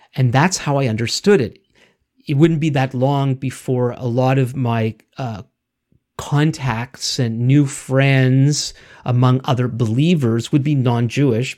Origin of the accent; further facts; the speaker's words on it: Montreal, Quebec, Canada; we both grew up in the city of, of Montreal